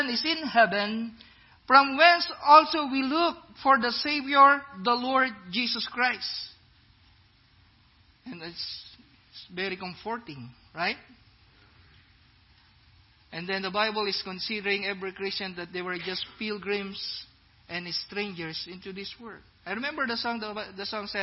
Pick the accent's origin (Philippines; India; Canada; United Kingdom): Philippines; now in Iowa, United States; I'm black, I'm brown, I'm a Filipino